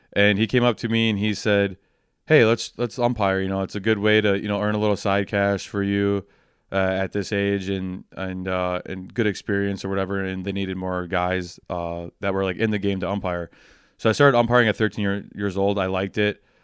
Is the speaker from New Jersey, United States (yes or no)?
no; Waupun, Wisconsin, United States; also born or lived in Madison, Wisconsin; we moved to Waupun, Wisconsin, uh, in February of ninety-two, and I've lived in Waupun ever since